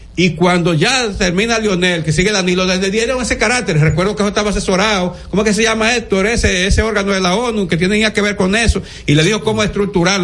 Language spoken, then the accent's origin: Spanish; Dominican Republic; como ciudadano dominicano